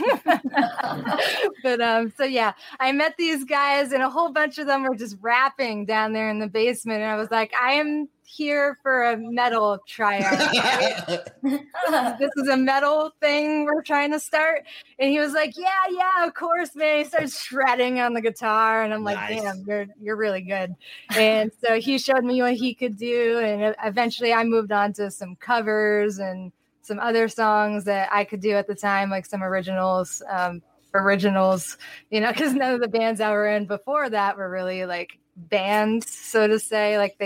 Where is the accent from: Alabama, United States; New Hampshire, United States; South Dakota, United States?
New Hampshire, United States; Manchester; We are from the East Coast. We are from the New England area, Manchester, New Hampshire, to be specific